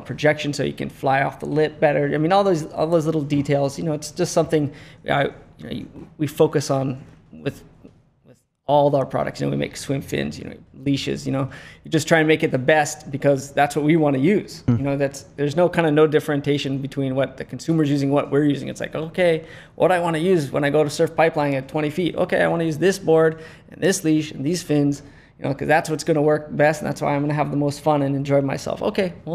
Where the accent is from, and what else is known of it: Lihue, Hawaii, United States; born or raised there